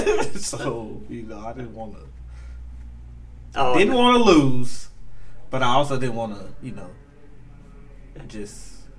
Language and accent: English; Huntsville, Alabama, United States